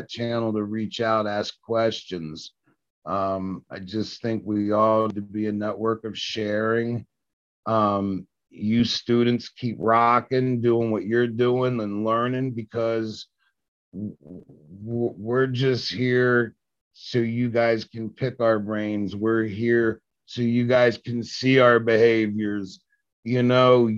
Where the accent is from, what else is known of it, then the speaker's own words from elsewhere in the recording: Washington, District of Columbia, United States; I grew up in Southeast DC